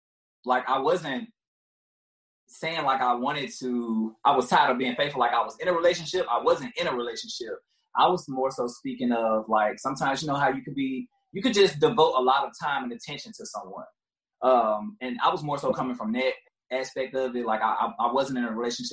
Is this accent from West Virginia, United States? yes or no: no; Memphis, Tennessee, United States; moved away as an adult; now in Atlanta, United States; born and raised in Memphis. I recently just moved to Atlanta, but yeah, born and raised in Memphis